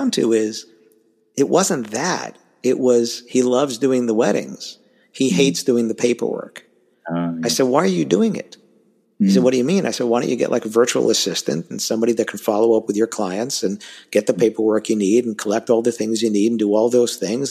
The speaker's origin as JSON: {"language": "English", "town": "New York City", "region": "New York", "country": "United States", "tie": "born or raised there", "accent": "New York", "said": "I grew up in Queens"}